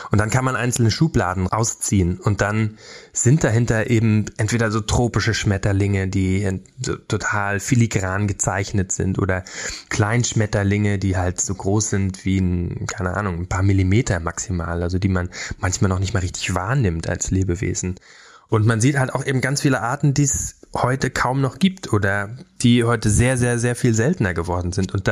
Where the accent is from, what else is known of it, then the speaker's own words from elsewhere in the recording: Brandenburg, Germany; Ich bin in Brandenburg aufgewachsen, auf dem Dorf und fand früher so blauer Himmel, weit, du kannst gucken, so weit du willst